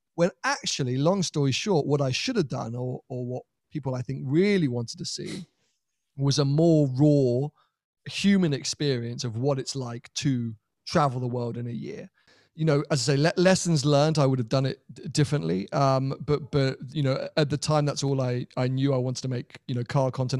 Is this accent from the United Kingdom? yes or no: yes; United Kingdom; as a European, as a Brit